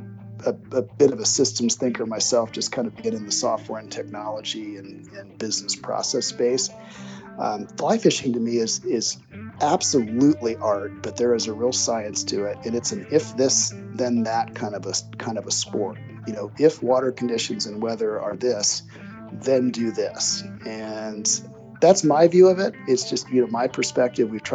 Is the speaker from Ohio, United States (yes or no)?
yes; Springfield, Ohio, United States; moved away as an adult; also born or lived in Bloomington, Indiana; I grew up in Springfield, Ohio, kind of a blue collar, middle class town